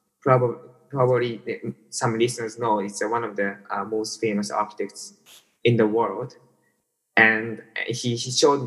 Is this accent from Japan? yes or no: yes; Tokyo, Japan; I was born and raised in Tokyo.